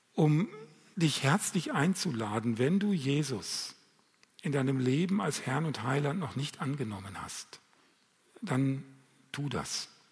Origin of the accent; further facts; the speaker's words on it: Lemgo, North Rhine-Westphalia, Germany; bei uns in Lemgo